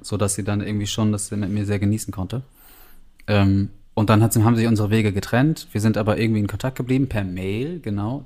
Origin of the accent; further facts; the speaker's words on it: Northern Germany, Germany; moved away; also born or lived in New Zealand; als Norddeutsche